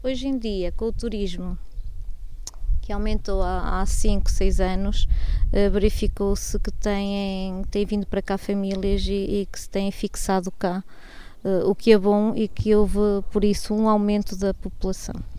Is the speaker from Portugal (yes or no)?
yes; Pinhão, Norte, Portugal; pela minha terra